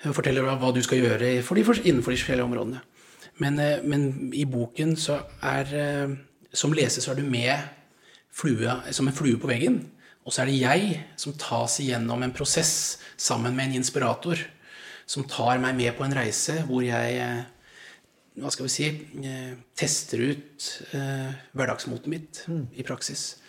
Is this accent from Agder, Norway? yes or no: no; Langesund, Vestfold og Telemark, Norway; moved away; also born or lived in Haugesund; jeg kom fra Langesund